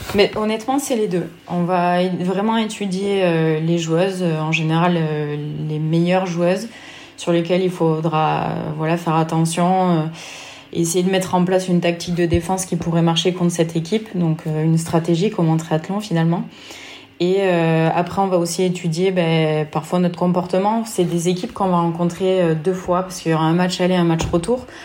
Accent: Lozère, Occitania, France; moved away as an adult; also born or lived in Nantes / Vichy; C'est là où j'ai grandi

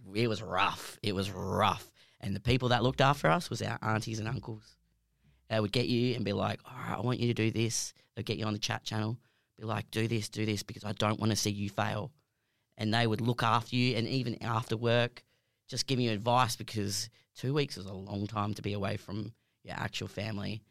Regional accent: Perth, Western Australia, Australia; I've born and raised in Perth.

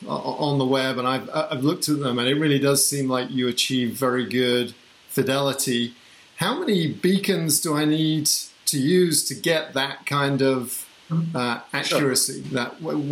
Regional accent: England, United Kingdom; moved away as an adult; now in United States; I live in America, I grew up in England

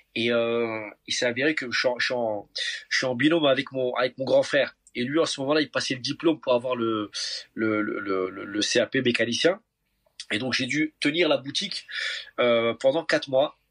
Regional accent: Paris, Île-de-France, France; en tant que bon parisien qui se respecte, je ne suis jamais monté dans la tour Eiffel

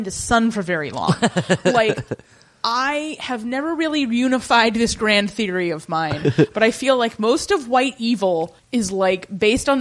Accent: United States; as an American

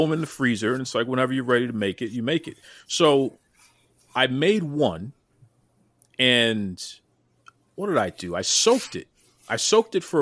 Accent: Boston, Massachusetts, United States; I'm in Boston. I'm born and raised in Boston

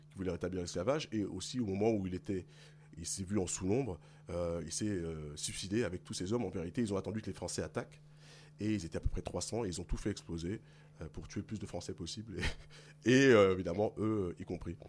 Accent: Paris region, Île-de-France, France; also born or lived in Guadeloupe (ancestry); Je suis né en France métropolitaine, mais de parents guadeloupéens. J'ai grandi ici

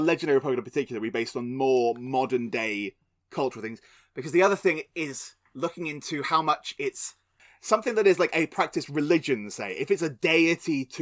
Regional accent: England, United Kingdom; I'm English

